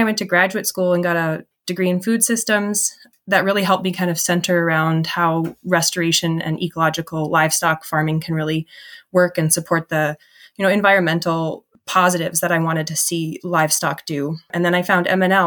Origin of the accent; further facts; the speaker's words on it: Minneapolis–Saint Paul, Minnesota, United States; moved away as an adult; also born or lived in Maine; I grew up in the Twin Cities and went to school in Maine